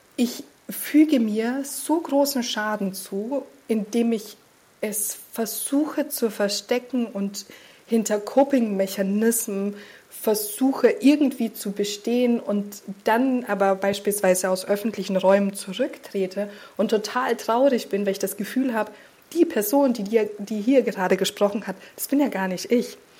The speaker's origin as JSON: {"language": "German", "country": "Austria", "tie": "born or raised there", "also_born_or_lived": "Slovenia", "moved": "as an adult", "lives_now": "Hamburg, Germany", "said": "ich wurde in Österreich äh, total christlich sozialisiert"}